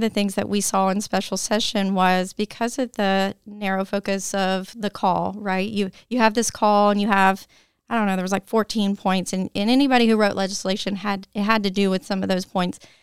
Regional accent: Tennessee, United States; I was born and raised in Tennessee

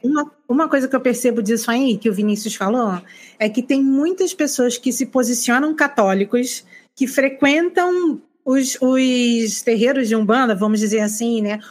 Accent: Rio de Janeiro, Brazil; also born or lived in Northeast Brazil; now in Northeast, Brazil; Eu sou carioca, moro no Nordeste

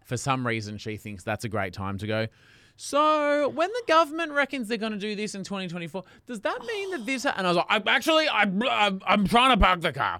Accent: Australia; accent: Australian

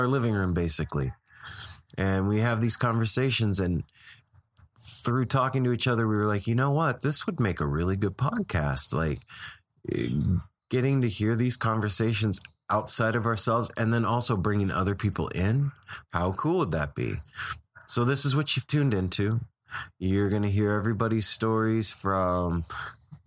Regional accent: Las Vegas, Nevada, United States; moved away as an adult; also born or lived in California; now in Portland, United States; it's where I grew up. It's my hometown.

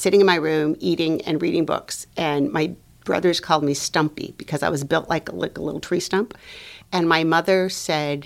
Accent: Los Angeles, California, United States; moved away as an adult; also born or lived in North Dakota / Venezuela; I am Latina from Los Angeles.

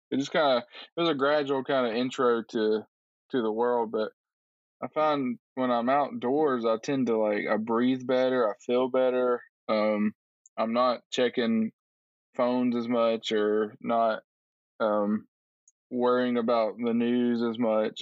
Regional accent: Tuscaloosa, Alabama, United States; moved away as an adult; now in Nashville, United States; originally from Alabama. I grew up in Tuscaloosa, Alabama

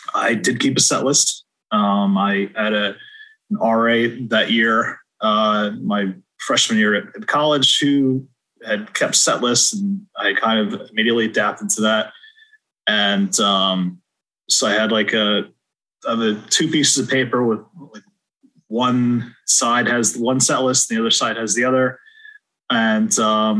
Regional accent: West Hartford, Connecticut, United States; I grew up in West Hartford, one town over

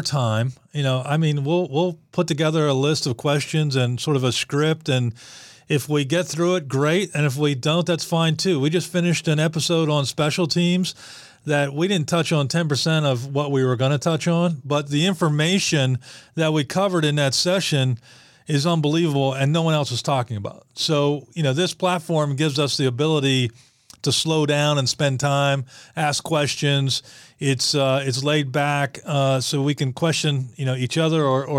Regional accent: Western Pennsylvania, United States; moved away; I'm from Western Pennsylvania

